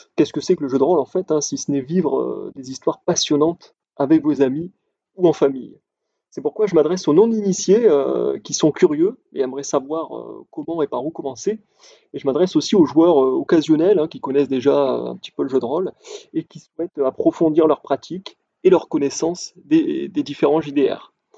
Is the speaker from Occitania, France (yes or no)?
yes; Montpellier, Occitania, France; je suis originaire de Montpellier